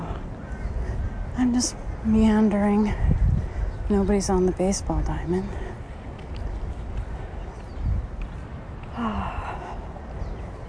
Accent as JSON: {"language": "English", "region": "California", "country": "United States", "tie": "born or raised there", "also_born_or_lived": "Louisiana", "said": "My home state is here in California"}